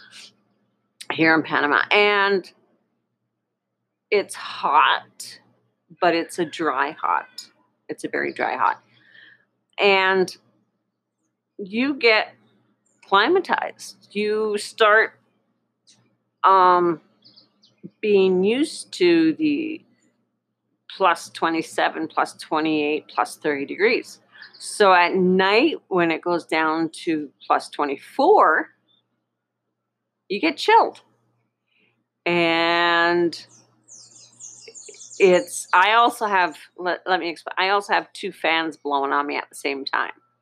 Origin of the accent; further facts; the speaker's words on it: Canada; I'm from Canada